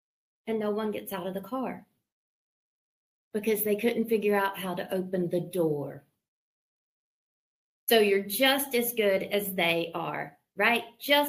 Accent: the South, United States; I'm from the South. We have door handles.

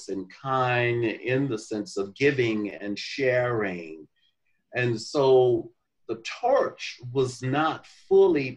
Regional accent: Mobile, Alabama, United States; now in Atlanta, United States; growing up in Mobile, Alabama, in the segregated

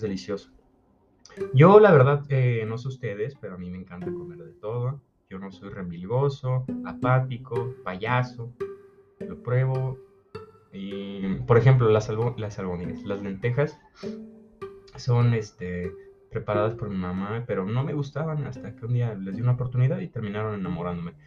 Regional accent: Mexico; yo soy mexicano

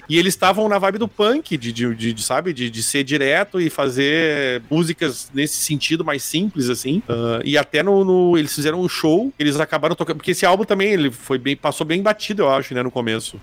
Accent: Porto Alegre, Rio Grande do Sul, Brazil; Eu sou de Porto Alegre

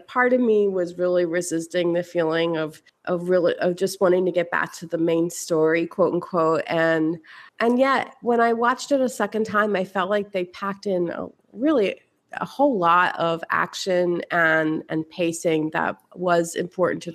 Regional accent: Philadelphia, Pennsylvania, United States; growing up in Philadelphia.

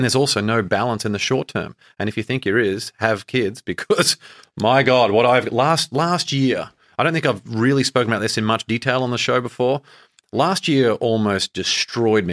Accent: Australia; moved away; growing up in Australia

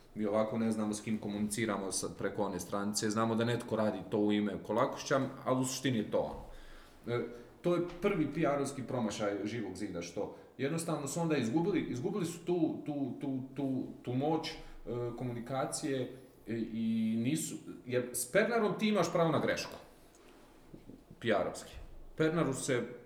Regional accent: Croatia; kod nas u Republici Hrvatskoj

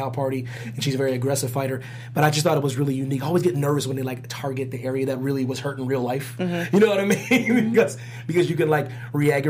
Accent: United States; I'm unapologetically American

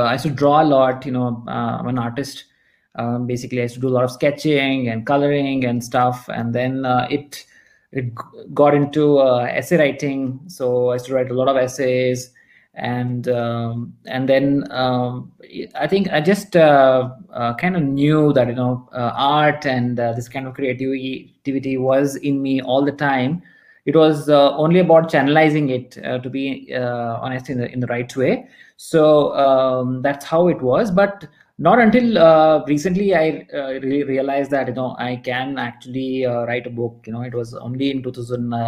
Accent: North Karnataka, India; also born or lived in Mysore; I'm from Karnataka, and you know, my family is based from here, North Karnataka

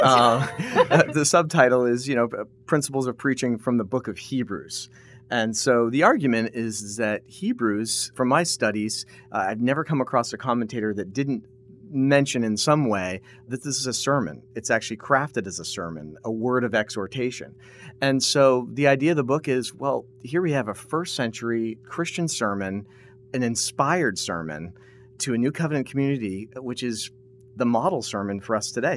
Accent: New England, United States; moved away as an adult; back home, uh, where I grew up in New England

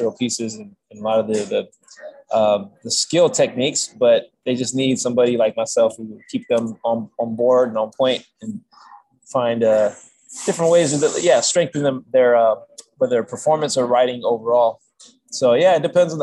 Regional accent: Michigan, United States; moved away as an adult; now in California, United States; I grew up in Michigan, then I moved in 2011, I moved to California

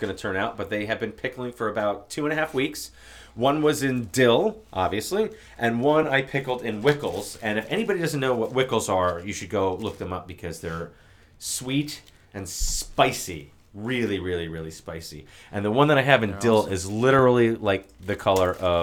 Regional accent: Toms River, New Jersey, United States; moved away; Which is where I'm from.

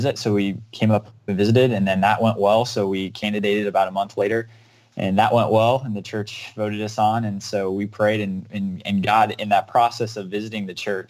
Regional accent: Alabama, United States; moved away as an adult; also born or lived in South Carolina; now in Glendale, Ohio, United States; I grew up in Alabama, and then up until I was 18

